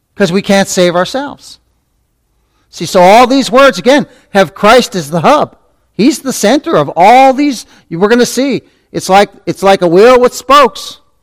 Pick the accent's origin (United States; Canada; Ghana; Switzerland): Canada; when I was a little tyke growing up in Canada